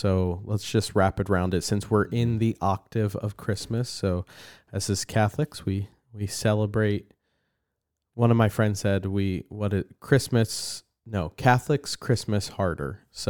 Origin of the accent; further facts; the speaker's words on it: New Jersey, United States; Remember when I say like I grew up in New Jersey?